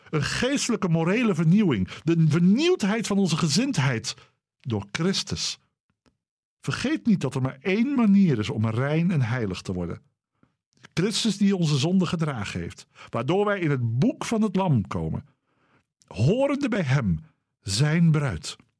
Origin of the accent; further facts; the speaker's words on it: Dordrecht, South Holland, Netherlands; Dordrecht. De stad waar ik ben opgegroeid en waar al mijn familie vandaan komt